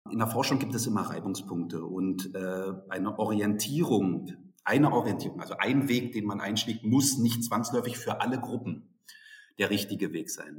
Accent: Berlin, Germany; moved away as an adult; now in Dresden, Germany; Also ich bin aufgewachsen in Berlin, habe dort mein Abitur gemacht.

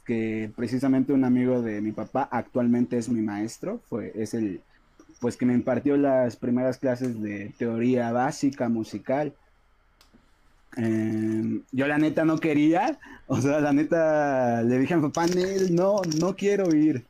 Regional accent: San Pedro y San Pablo Ayutla, Oaxaca, Mexico; also born or lived in Mexico City; soy, soy de acá de Ayutla, de San Pedro y San Pablo, Ayutla Mijes

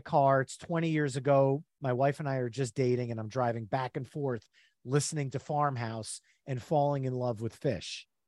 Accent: New Jersey, United States; We are from New Jersey, all three of us. The Jersey Shore is part of our lineage

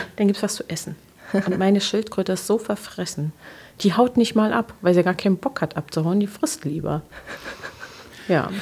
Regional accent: Magdeburg, Saxony-Anhalt, Germany; ich bin am Olvenstädter Platz groß geworden

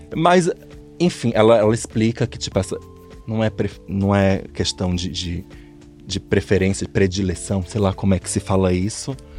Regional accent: Fortaleza, Ceará, Brazil; now in São Paulo, Brazil; Sou de Fortaleza, minha mãe era de lá

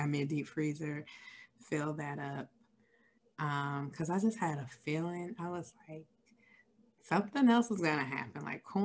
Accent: Chicago, Illinois, United States; moved away; I am originally from Chicago, Illinois

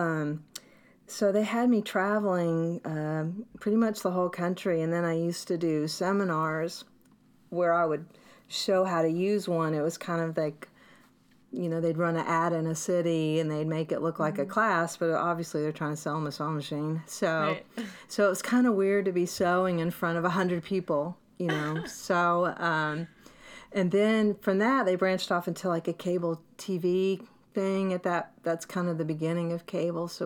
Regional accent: the South, United States; accent: Southern; moved away as an adult; also born or lived in New Jersey / New York / Little Rock, Arkansas; my Southern accent

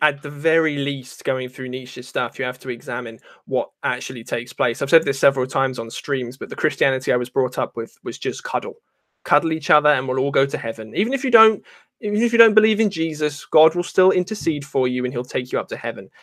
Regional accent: England, United Kingdom; I'm not an Englishman, though. I'm half Irish.

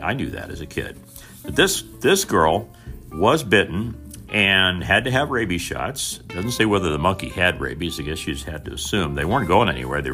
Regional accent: Mitchell, Indiana, United States; the Mitchell Tribune, which was the papers from my hometown, a town of about 5,000 people

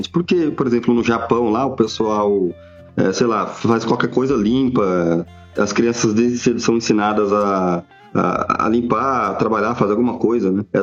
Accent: São Paulo, Brazil; Sou de São Paulo aqui

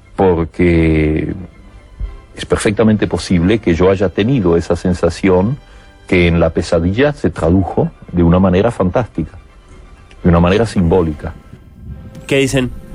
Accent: Argentina; como argentino

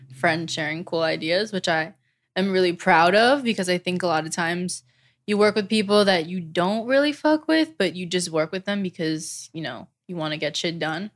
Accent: New Jersey, United States; also born or lived in Old Bridge, New Jersey / Manalapan, New Jersey; I was born and raised in New Jersey

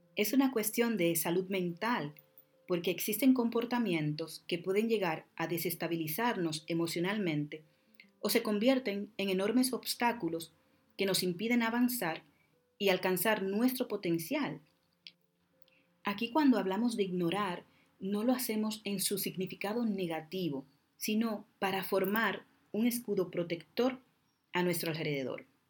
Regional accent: Dominican Republic; Como decimos en mi tierra, República Dominicana

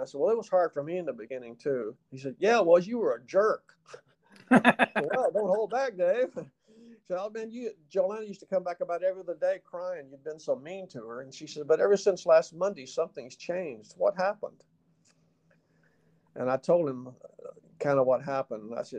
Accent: the South, United States; accent: Southern; I said, "Unless you're trying to get rid of my Southern accent, I don't think I have a speech problem."

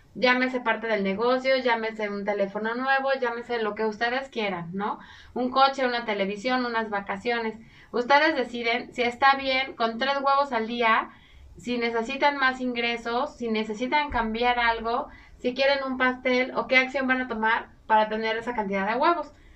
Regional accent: Mexico; utilizamos los mexicanos

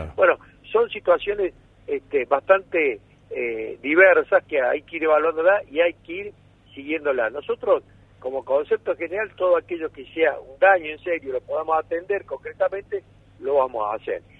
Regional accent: Villa Nueva, Córdoba, Argentina; Villa María, Villanueva, mi ciudad natal

